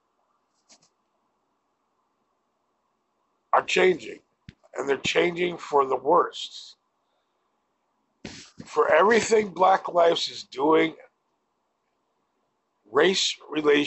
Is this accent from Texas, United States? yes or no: no; Wilbraham, Massachusetts, United States; also born or lived in Springfield, Massachusetts; I grew up in Wilbraham, yes, but my first few years of life were spent at Robert Dyer Circle in Springfield.